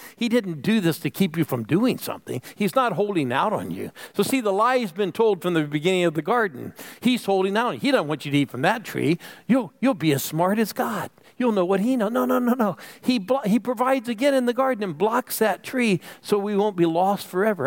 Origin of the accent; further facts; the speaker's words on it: Phoenix, Arizona, United States; I'm from Phoenix